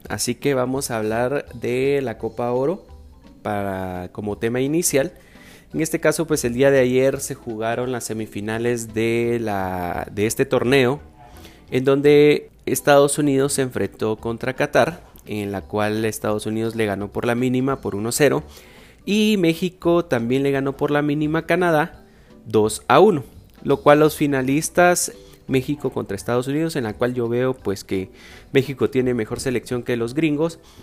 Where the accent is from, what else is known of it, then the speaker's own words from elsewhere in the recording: Guatemala; nosotros como guatemaltecos